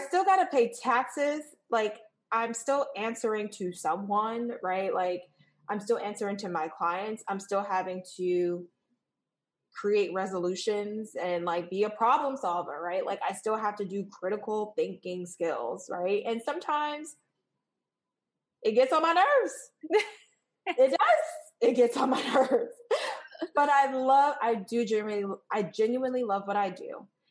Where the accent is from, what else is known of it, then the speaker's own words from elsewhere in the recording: New York, United States; moved away as an adult; now in Washington, D.C., United States; I'm originally from New York